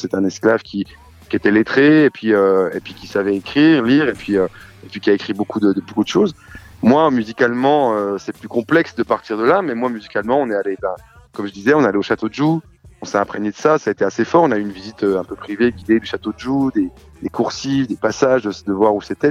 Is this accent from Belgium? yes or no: no; Besançon, Bourgogne-Franche-Comté, France; à Besançon, chez moi, Besançon en Franche-Comté